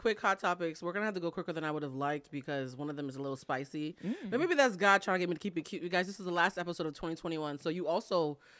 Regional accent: New England, United States; I'm from New England, y'all.

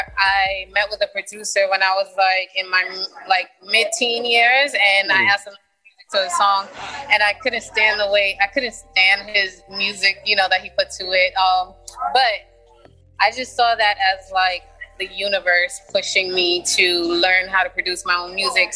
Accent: New York City, New York, United States; also born or lived in East Orange, New Jersey; for my whole life, I lived in Brooklyn. Mm-hmm. My mind, I'm a Brooklynite

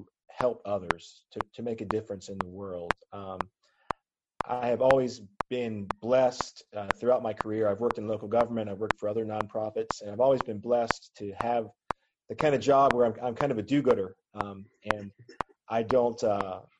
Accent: Southwest Virginia, United States; growing up in Southwest Virginia

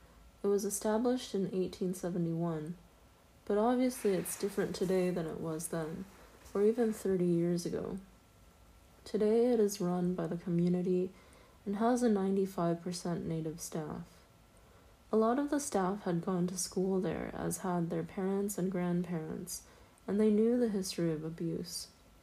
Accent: Anadarko, Oklahoma, United States; also born or lived in Lawton / Cache / Carnegie; I grew up mostly in Anadarko, Lawton, Cache, and Carnegie. Most of my childhood was spent on or near the Kiowa Comanche Apache Reservation in Oklahoma. By the 10th grade, I had attended 12 different schools.

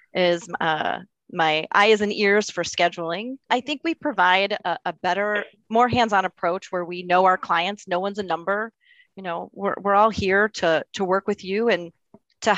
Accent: Libertyville, Illinois, United States; I grew up in Libertyville on the outskirts of town off of St. Mary's Road

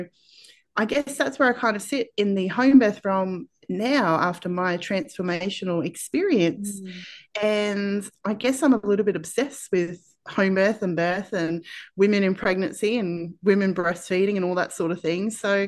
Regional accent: Australia; accent: Australian; I am from Australia, if you can't tell from my accent.

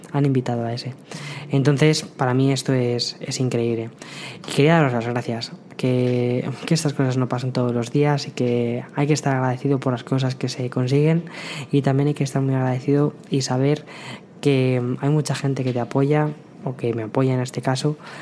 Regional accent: Madrid, Community of Madrid, Spain; moved away as an adult; also born or lived in San Antonio, Texas; now in New York, United States; yo soy de Madrid, vengo de, Madrid, España

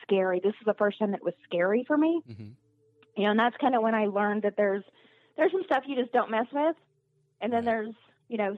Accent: Albuquerque, New Mexico, United States; moved away; I'm originally from Albuquerque, New Mexico

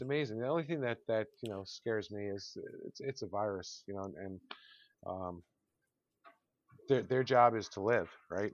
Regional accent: Connecticut, United States; also born or lived in Long Island, New York; I was born in Long Island, I grew up in Connecticut.

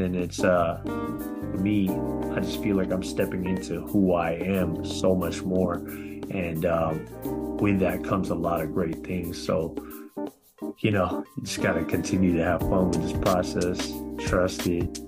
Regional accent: Bay Area, California, United States; my hometown of the Bay Area

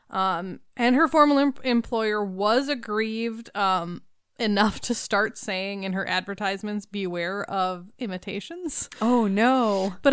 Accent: the South, United States; accent: southern; Can I just say my southern accent that like crept

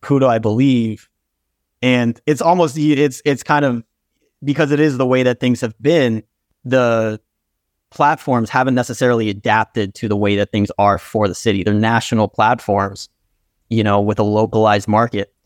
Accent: Brookline, Massachusetts, United States; also born or lived in Brighton, Massachusetts; I'm originally from Brookline, Mass. So I've been in the city for my entire life, currently in Brighton, Mass.

